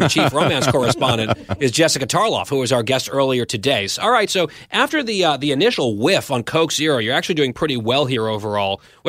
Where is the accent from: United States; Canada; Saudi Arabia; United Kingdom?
Saudi Arabia; born there; And he opened with that I was born in Saudi.